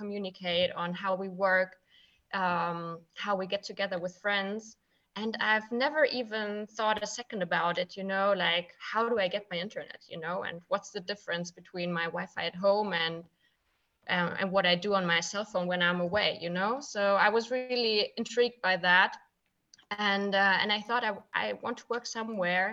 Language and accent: English; Frankfurt, Hesse, Germany; I'm from Frankfurt.